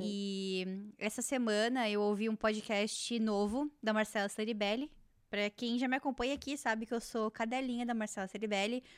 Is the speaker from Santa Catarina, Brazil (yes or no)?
yes; Joinville, Santa Catarina, Brazil; moved away; also born or lived in Jaraguá do Sul; eu vim do Joinville e morando lá em Jaraguá